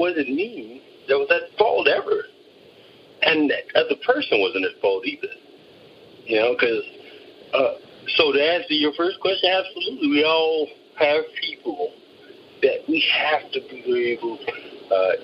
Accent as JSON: {"language": "English", "town": "San Diego", "region": "California", "country": "United States", "tie": "born or raised there", "said": "I grew up in San Diego"}